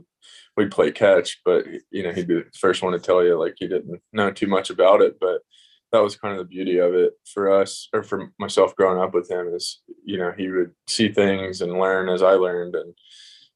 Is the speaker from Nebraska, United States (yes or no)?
no; Tennessee, United States; I grew up in Tennessee